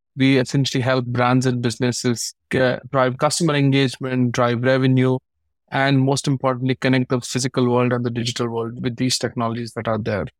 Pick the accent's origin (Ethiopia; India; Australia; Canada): India; moved away as an adult; also born or lived in United States; I'm born and raised in India